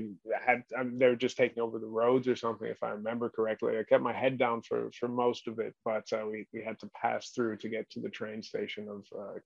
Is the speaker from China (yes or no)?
yes; China; also born or lived in New Guinea / Hong Kong / Australia / United States; I was born in New Guinea and then raised in mainland China, a lot of time in Hong Kong, but also Australia, West and East Coast America and England as well.